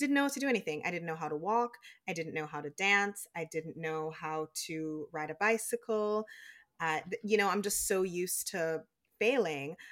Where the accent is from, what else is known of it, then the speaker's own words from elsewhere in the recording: Jamaica; now in United States; when I was growing up in Jamaica, all of my aunts and uncles and cousins and, like, grandparents when they were alive, they're all still in Jamaica